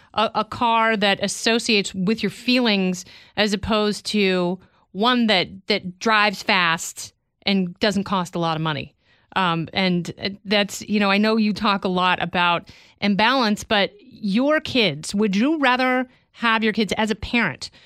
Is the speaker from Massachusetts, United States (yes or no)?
no; Oregon, United States; I grew up in Oregon around a bunch of hippies